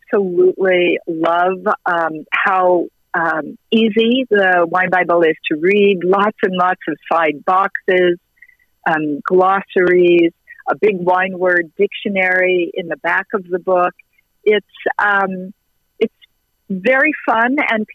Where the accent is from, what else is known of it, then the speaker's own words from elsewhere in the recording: United States; as an American and as an American woman